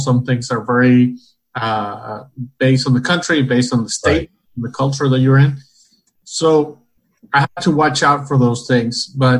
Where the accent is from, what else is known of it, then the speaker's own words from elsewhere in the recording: Caracas, Capital District, Venezuela; English is a second language; also born or lived in Wichita, Kansas; now in United States; So I came from Caracas, Venezuela, which back then was like New York City, mm-hmm. Latin America.